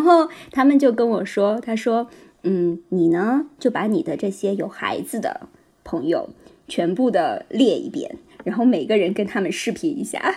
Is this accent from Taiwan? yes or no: no; northern China, China; 我也是北方人